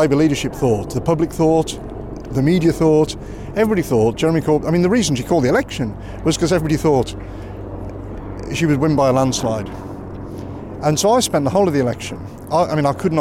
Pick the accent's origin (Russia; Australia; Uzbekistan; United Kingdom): United Kingdom; Dudley, West Midlands; I grew up in Dudley. I live there.